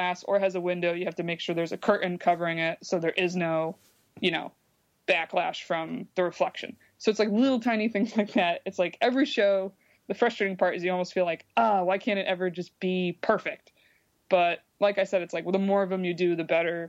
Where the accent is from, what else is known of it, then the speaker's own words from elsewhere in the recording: Binghamton, New York, United States; now in New York City, United States; it's my hometown, that it's like, I like bringing, you know, some revenue to these organizations that like helped me when I was growing up